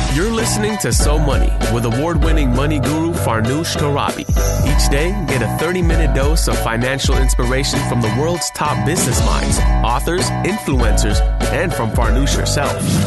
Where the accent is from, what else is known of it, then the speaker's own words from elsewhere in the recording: East Coast, United States; I'm Iranian, that uh, I grew up on the East Coast